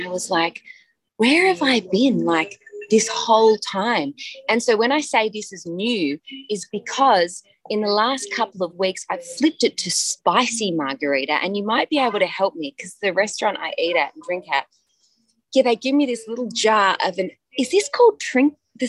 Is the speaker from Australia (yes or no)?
yes; Australia; moved away as an adult; now in Los Angeles, United States; Because I grew up in Australia.